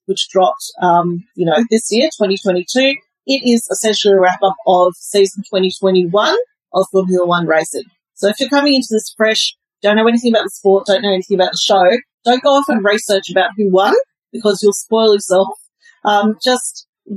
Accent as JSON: {"language": "English", "town": "Melbourne", "region": "Victoria", "country": "Australia", "tie": "born or raised there", "also_born_or_lived": "Singapore", "moved": "yes", "said": "I grew up in Melbourne, about 7 kilometres from where the track is in Albert Park"}